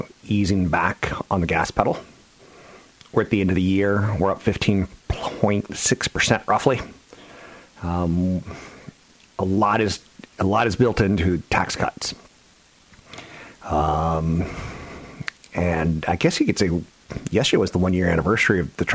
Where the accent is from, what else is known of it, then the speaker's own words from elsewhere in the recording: Virginia, United States; I'm from Virginia.